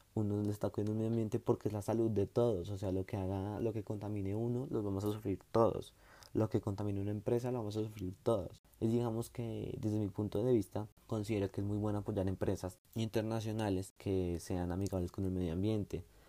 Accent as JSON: {"language": "Spanish", "town": "Bogotá", "region": "Bogotá Capital District", "country": "Colombia", "said": "somos la capital de Colombia"}